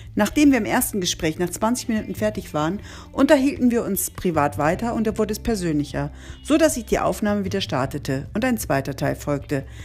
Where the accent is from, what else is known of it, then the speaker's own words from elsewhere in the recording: Oldenburg, Lower Saxony, Germany; meiner Heimatstadt Oldenburg